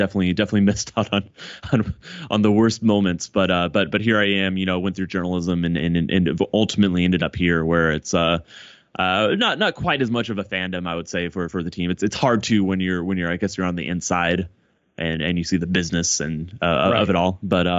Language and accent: English; Plano, Texas, United States; But I grew up in Plano, which for international Mavs fans who probably don't know the Dallas Metroplex area is a suburb about maybe 45 minutes north.